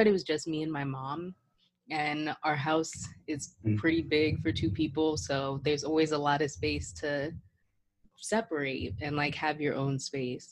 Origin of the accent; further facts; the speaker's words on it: Woodbridge, Virginia, United States; I grew up in Woodbridge, which is pretty multicultural.